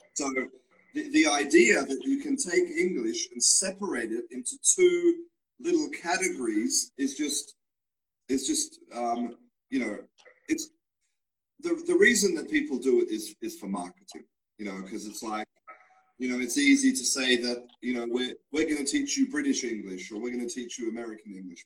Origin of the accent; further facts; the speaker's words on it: Australia; now in Spain; I was born in Australia, but now I live and I work in Spain